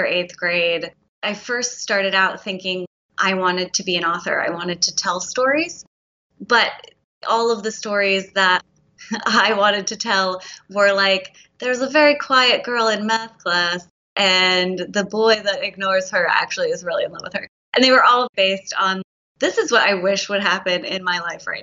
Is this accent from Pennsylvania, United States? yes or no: yes; outside of Philadelphia, Pennsylvania, United States; I grew up outside of Philadelphia